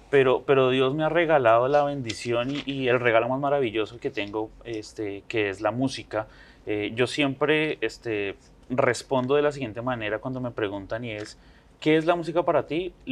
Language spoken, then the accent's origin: Spanish; Bogotá, Colombia; yo nací en la ciudad